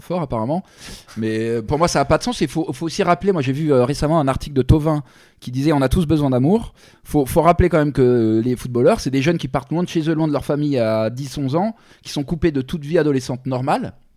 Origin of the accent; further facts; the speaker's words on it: Paris, Île-de-France, France; moi, je suis parisien